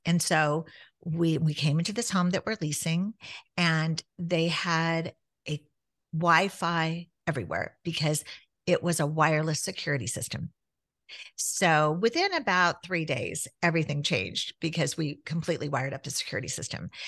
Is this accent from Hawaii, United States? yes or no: no; Southern California, United States; growing up in Southern California where you could hit the beach in an hour